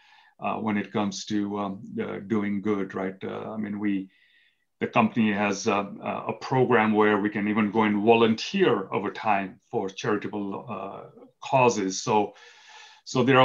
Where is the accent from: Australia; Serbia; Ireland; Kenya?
Kenya; moved away as an adult; now in United States; I was born in Kenya, East Africa. I moved to the United States when I was 18 years old